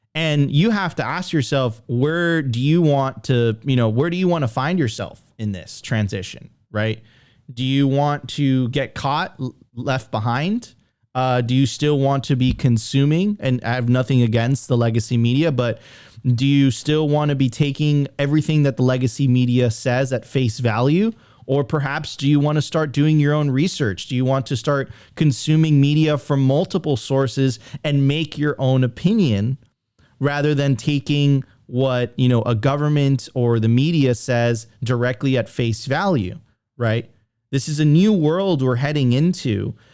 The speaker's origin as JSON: {"language": "English", "country": "United States", "said": "I'm an American"}